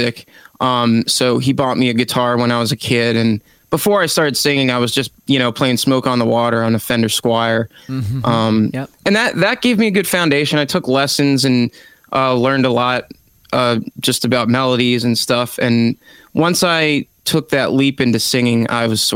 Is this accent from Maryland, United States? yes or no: yes; Frederick, Maryland, United States; moved away as an adult; also born or lived in Florida; I have returned to my hometown of Frederick, Maryland since the pandemic.